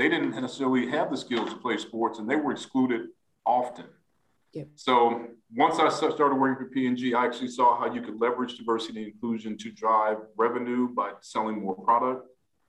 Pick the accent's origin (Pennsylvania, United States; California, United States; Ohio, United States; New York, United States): Ohio, United States; Shaker Heights; I grew up in a suburb of Cleveland called Shaker Heights